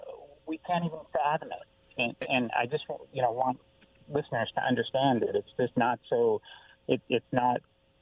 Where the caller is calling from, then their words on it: Kennewick, Washington, United States; also born or lived in Finland; calling from Kennewick.